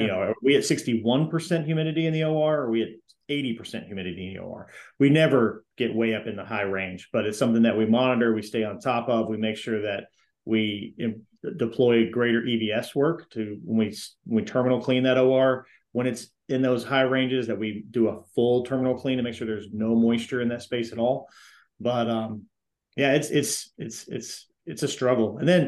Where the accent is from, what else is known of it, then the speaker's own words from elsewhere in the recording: Florida, United States; now in Dallas, United States; I came from Florida and I thought I knew what hot and wet felt like until I got to Dallas.